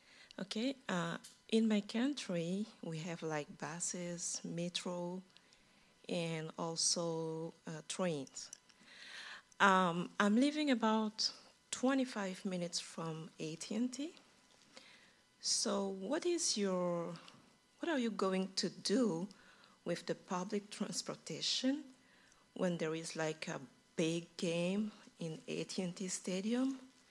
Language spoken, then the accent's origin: English; Belgium; English is a second language; now in United States; I'm coming from Belgium.